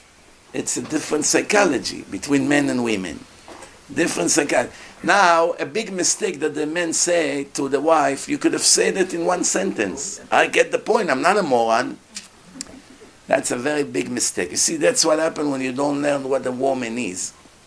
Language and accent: English; Israel; I grew up in schools in Israel. Schools in Israel don't teach anything.